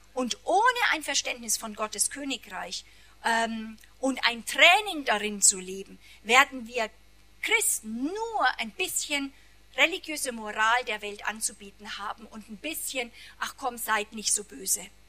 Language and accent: German; Germany; wir ja als Deutsche